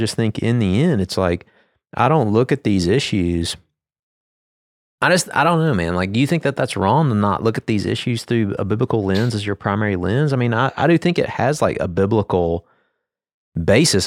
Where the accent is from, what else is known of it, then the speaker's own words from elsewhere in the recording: United States; me being an American citizen